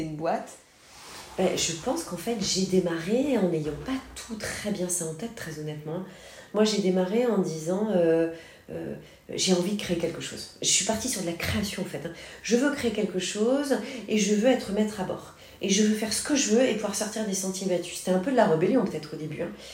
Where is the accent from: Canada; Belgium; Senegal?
Senegal; moved away as an adult; also born or lived in Paris, France; now in Marseille, France; j'ai vécu très longtemps, mes 8 ans, 18 ans, au Sénégal, en Afrique